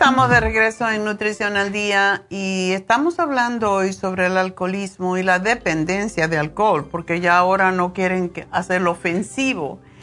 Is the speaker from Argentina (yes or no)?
no; Cuba; moved away; also born or lived in Spain; desde que me fui de Cuba